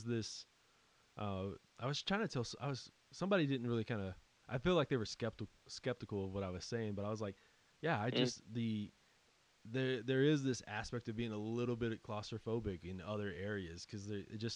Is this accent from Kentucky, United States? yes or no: no; West Texas, United States; I grew up here in West Texas